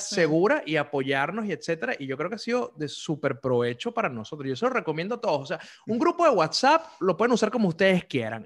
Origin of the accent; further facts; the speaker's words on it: Venezuela; moved away; como venezolanos